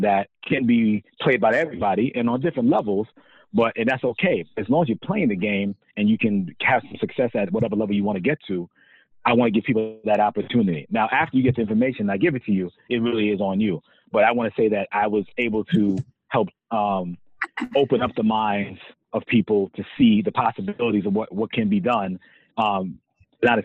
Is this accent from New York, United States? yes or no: yes; New York City, New York, United States; I grew up in Hollis, Queens